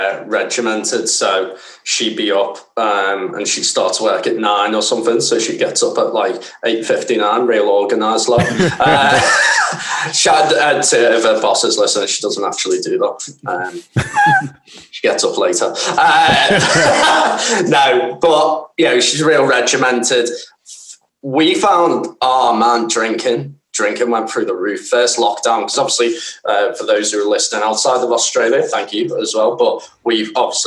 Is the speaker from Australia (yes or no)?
no; Scotland, United Kingdom; I'm Scottish. What do you expect?